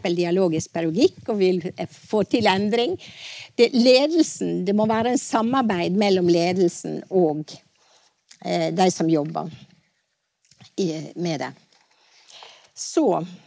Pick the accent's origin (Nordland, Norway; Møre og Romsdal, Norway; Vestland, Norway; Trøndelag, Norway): Vestland, Norway; Stryn; på den vesle Kvitmåla grendaskolen på Bergsida i Stryn der jeg vokste opp